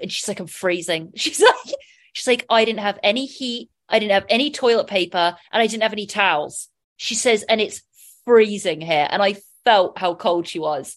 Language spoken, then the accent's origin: English; England, United Kingdom; I'm English